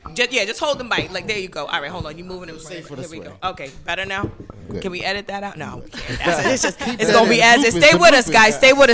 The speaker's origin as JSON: {"language": "English", "region": "New York", "country": "United States", "said": "I'm not from Brooklyn, but I am a New Yorker."}